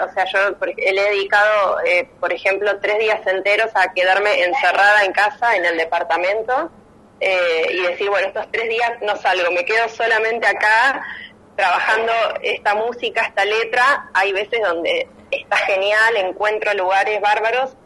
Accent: La Plata, Buenos Aires Province, Argentina; moved away as an adult; now in Buenos Aires, Argentina; yo soy platense y cuando decidí mudarme a Capital

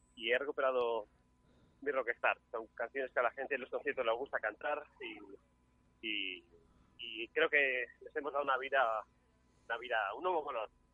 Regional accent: Mallorca, Balearic Islands, Spain; yo soy mallorquín

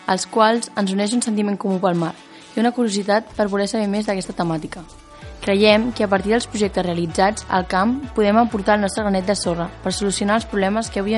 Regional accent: Sant Cugat del Vallès, Catalonia, Spain; de Sant Cugat del Vallès

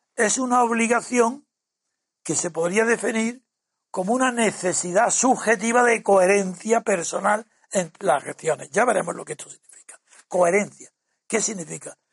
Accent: Spain; Yo no soy inglés ni británico, soy español y un español imposible de disimular allá donde se me mire

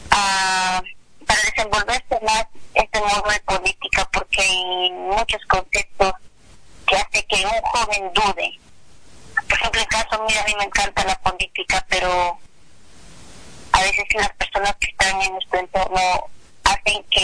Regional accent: Huancavelica, Peru; now in Lima, Peru; yo soy de Huancabelica

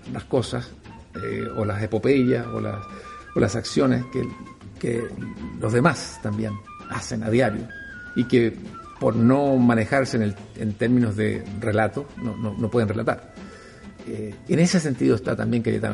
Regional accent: Valparaíso, Chile; Yo soy hijo ilustre de Valparaíso, algo que es el honor más grande que, yo puedo tener, porque es el reconocimiento de, mi ciudad

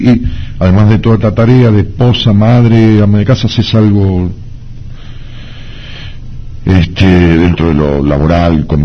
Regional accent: Luján de Cuyo, Mendoza, Argentina; De Mendoza.

